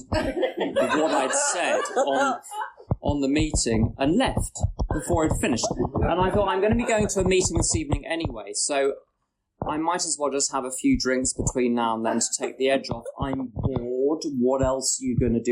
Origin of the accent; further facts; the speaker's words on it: London, United Kingdom; I'm from London